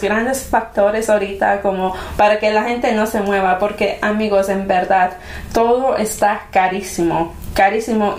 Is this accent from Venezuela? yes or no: no; Mexico; en un hogar hispano como nosotros, mexicanos, eh, en nuestro caso, ¿verdad? Mexicanos